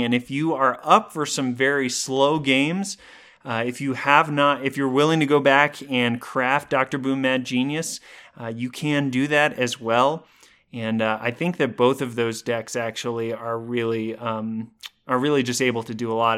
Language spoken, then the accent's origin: English; Colorado, United States; my hometown of Colorado